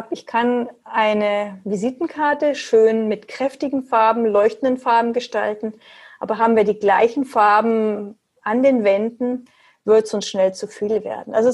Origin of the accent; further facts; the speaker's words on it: Munich, Bavaria, Germany; Ich komme aus München.